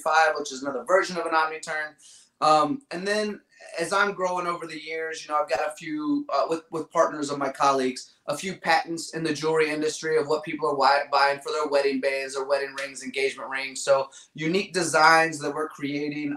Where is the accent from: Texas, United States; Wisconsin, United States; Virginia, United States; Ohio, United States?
Virginia, United States; Growing up in Virginia, uh, I had the Richmond Kickers, we had DC United